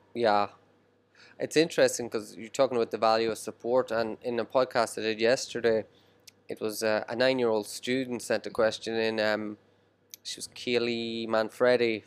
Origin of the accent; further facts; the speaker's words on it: Ireland; now in Shenzhen, China; I grew up in Ireland here